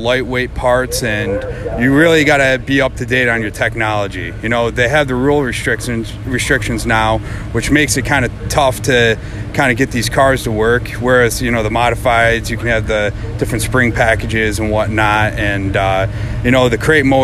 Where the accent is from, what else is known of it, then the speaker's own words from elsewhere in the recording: New York, United States; I'm from Sequoia, New York.